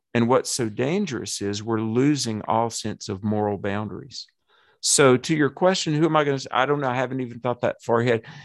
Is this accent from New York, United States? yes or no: no; Alamance County, North Carolina, United States; accent: southern; David and Clyde Albright and I, we grew up in Buffalo Presbyterian Church